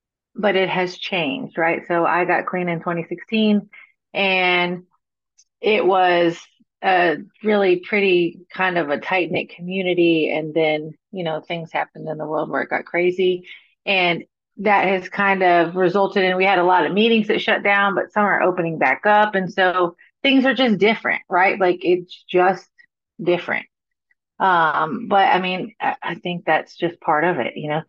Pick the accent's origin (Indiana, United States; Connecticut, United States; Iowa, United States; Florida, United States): Florida, United States; now in Nashville, United States; So I'm from Florida, right? I live in Nashville, Tennessee now. And I'm from Florida, born and raised in Florida.